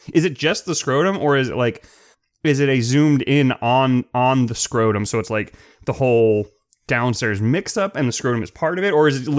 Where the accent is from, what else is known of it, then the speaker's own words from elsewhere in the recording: Clearwater, Florida, United States; So, I grew up in Clearwater, which is very close to Tampa